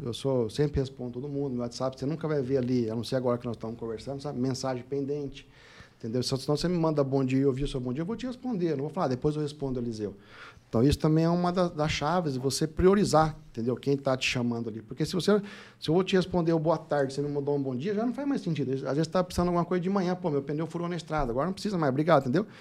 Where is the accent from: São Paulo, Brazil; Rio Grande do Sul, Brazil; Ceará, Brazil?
São Paulo, Brazil; Lins; Nasci em Lins, interior de São Paulo, né, cidade muito boa lá, pacata, distante, meio de tudo, sessenta mil habitantes.